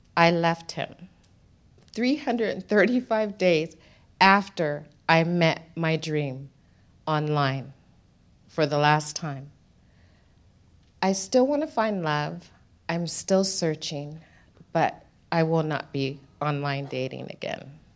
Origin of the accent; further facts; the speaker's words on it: United States; moved away as an adult; now in Darwin, Australia; So, I go back to the United States